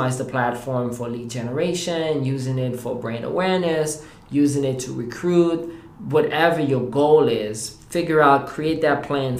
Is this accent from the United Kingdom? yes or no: no; Haiti; now in United States; I am originally from Haiti. I have been in the U.S. now for 20 years as of this past July.